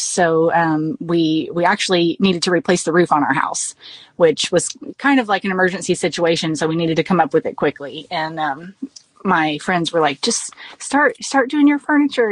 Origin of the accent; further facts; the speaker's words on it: South Texas, United States; we we are South Texan, so we say melange